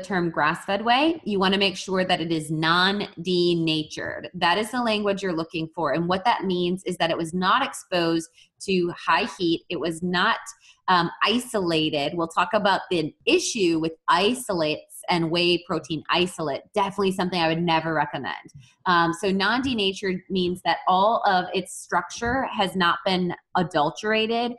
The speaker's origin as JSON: {"language": "English", "region": "Wisconsin", "country": "United States", "said": "I am from Wisconsin"}